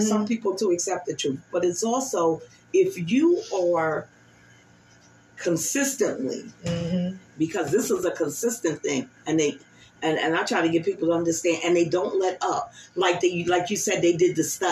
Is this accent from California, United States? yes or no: no; South Louisiana, United States; I have sisters that live in Dallas, and actually we're from the South Louisiana